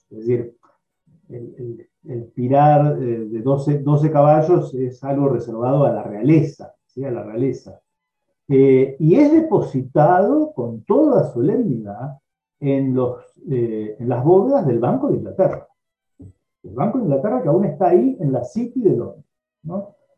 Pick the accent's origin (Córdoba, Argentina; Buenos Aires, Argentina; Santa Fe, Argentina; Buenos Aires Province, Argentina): Santa Fe, Argentina; Rosario; yo soy rosarino